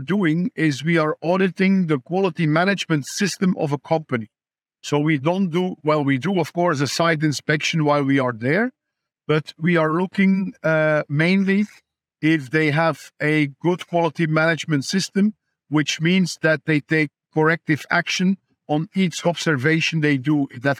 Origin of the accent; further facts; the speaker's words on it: Ypres, Flemish Region, Belgium; I run a little small animal practice in my hometown of Ypres.